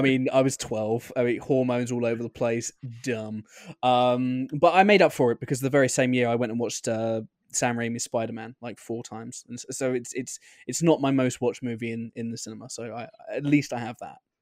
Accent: United Kingdom; as a Brit

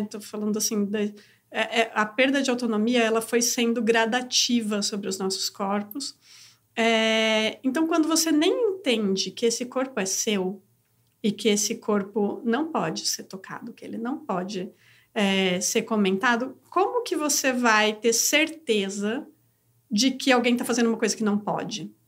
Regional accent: Brazil; nasci mulher no Brasil

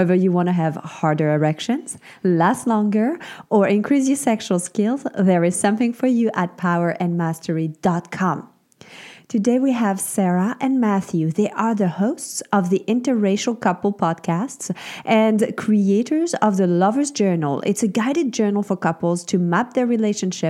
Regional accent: Switzerland; now in United States; I grew up in Switzerland

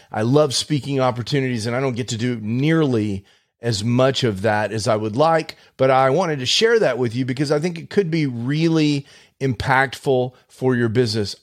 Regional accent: Houston, Texas, United States; I'm from Houston originally

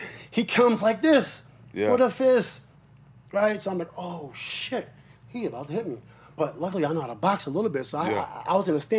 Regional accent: Queensbridge, New York, United States; I'm from Queensbridge, right?

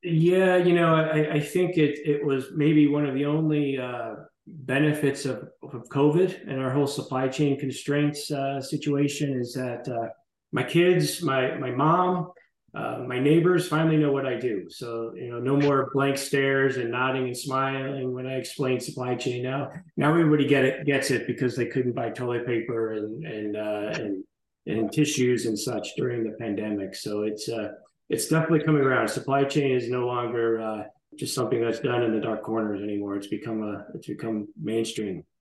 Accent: Michigan, United States; I grew up in Michigan

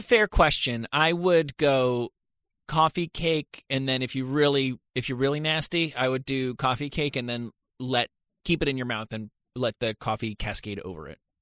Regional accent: Rutherford, New Jersey, United States; now in Los Angeles, United States; I'm from Rutherford, New Jersey

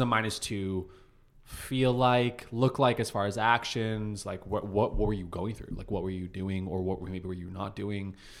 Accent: Calgary, Alberta, Canada; moved away; I'm from Calgary.

